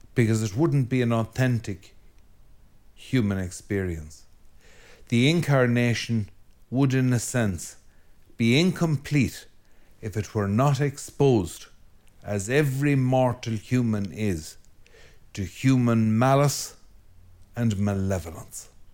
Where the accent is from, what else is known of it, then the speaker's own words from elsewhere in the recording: Ireland; speaking as an Irishman